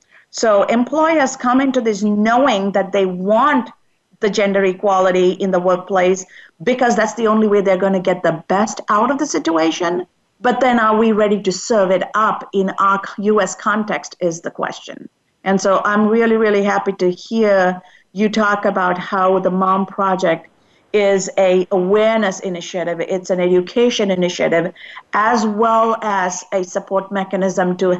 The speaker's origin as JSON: {"language": "English", "country": "United States", "said": "as an American living and working in America"}